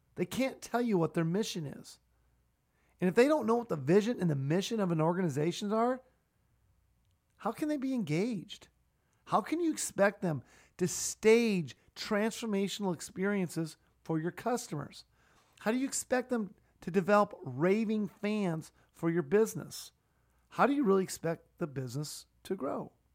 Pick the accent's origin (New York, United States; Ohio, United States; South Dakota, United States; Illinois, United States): South Dakota, United States; Sioux Falls; my hometown of Sioux Falls